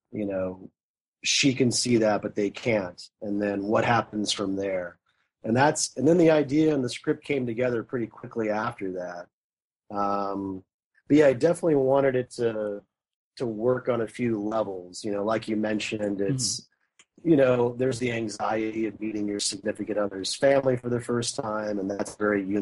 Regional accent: Marion, Indiana, United States; moved away; Being from Indiana, it was kind of a homecoming. I grew up in Marion

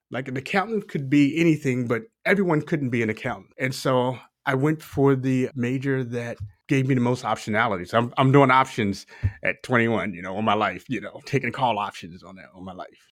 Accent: Baltimore, Maryland, United States; moved away; also born or lived in Texas; I'm a Baltimore native, kind of born and raised in Baltimore, spent some time in Texas

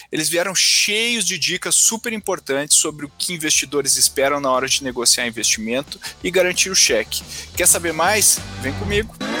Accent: Rio Grande do Sul, Brazil; eu como gaúcho

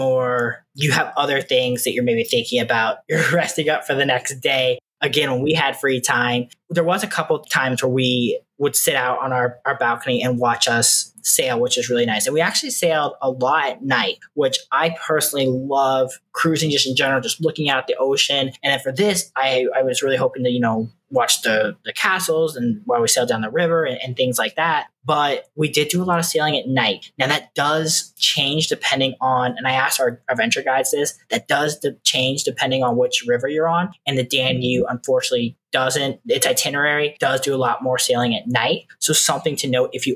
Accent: Midwest, United States; We are from the Midwest

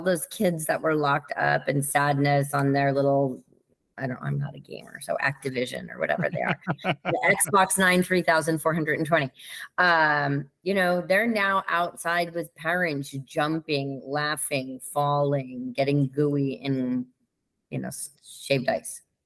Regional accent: Connecticut, United States; also born or lived in Kansas City, Missouri; we quickly transitioned to Connecticut, where I spent my entire childhood

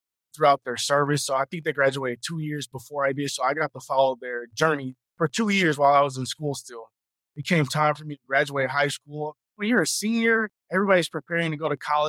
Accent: Houston, Texas, United States; I am a Houston, Texas native, so born and raised in Houston

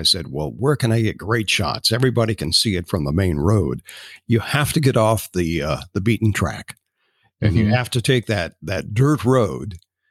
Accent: Spokane, Washington, United States; And I'm from Spokane. Historically.

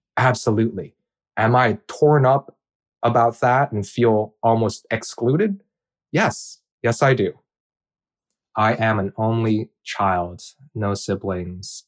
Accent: Hawaii, United States; also born or lived in Bakersfield, California; I'm Korean, and I grew up in Hawaii

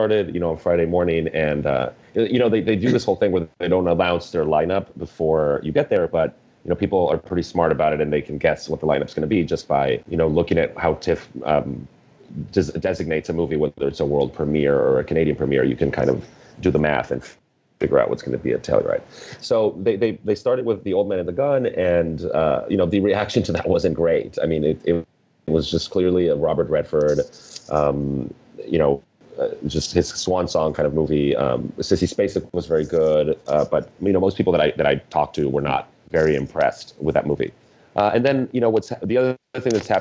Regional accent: Mexico; I grew up in Mexico

